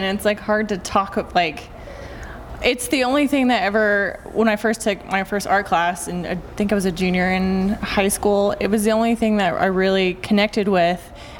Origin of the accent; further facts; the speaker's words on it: Lubbock, Texas, United States; moved away; I moved here from Lubbock, Texas, and I went to UCO in Edmond.